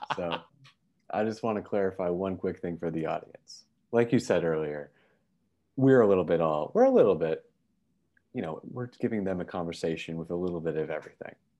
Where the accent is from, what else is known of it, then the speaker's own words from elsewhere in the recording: Canada; We're from Canada